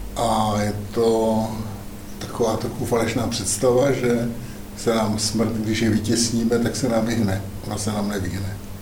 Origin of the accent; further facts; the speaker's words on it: Zábřeh, Olomouc Region, Czechia; sám jsem z Zábřeha